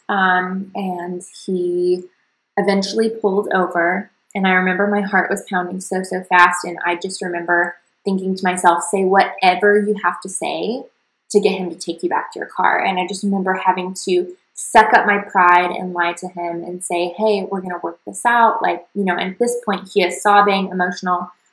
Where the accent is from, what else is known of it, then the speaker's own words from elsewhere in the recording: the South, United States; what people in my hometown did, which was typically, you know, sports, go to college, get a nine to five, have babies, that kind of like really basic Southern path